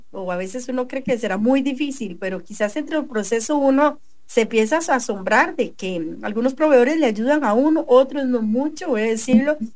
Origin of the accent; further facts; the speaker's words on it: Concepción, La Unión, El Salvador; De Concepción, de la Unión.